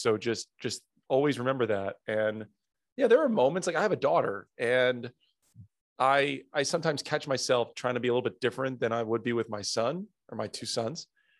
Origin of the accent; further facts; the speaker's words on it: New Jersey, United States; I grew up in South Jersey